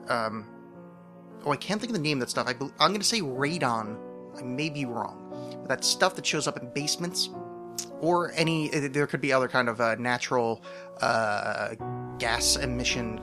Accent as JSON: {"language": "English", "region": "East Coast", "country": "United States", "tie": "born or raised there", "said": "the house I grew up in on the East Coast"}